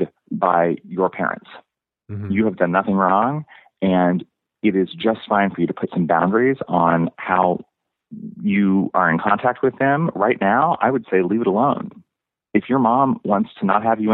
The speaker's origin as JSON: {"language": "English", "town": "Kansas City", "region": "Missouri", "country": "United States", "tie": "born or raised there", "said": "I grew up in Kansas City."}